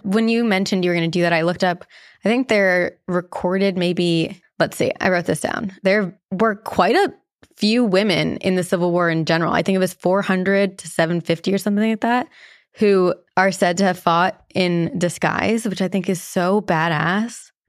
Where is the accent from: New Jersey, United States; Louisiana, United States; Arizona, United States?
New Jersey, United States; I grew up in New Jersey